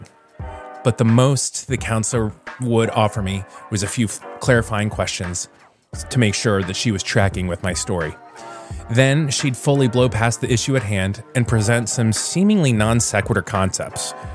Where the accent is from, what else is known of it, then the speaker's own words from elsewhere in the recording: Florida, United States; now in Virginia, United States; my home state of Florida, where everything is always green